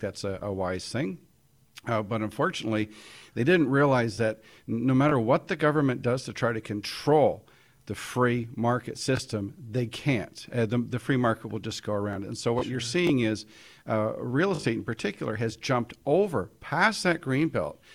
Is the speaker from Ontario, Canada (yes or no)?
yes; Toronto, Ontario, Canada; I was born in Toronto